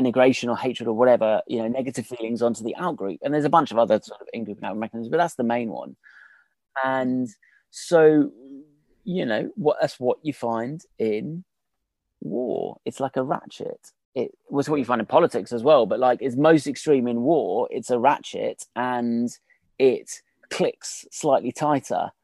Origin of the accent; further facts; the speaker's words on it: United Kingdom; I'm British